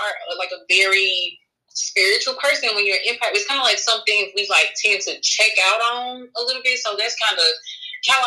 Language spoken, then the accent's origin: English; Memphis, Tennessee, United States; moved away; Memphis, my hometown where I'm from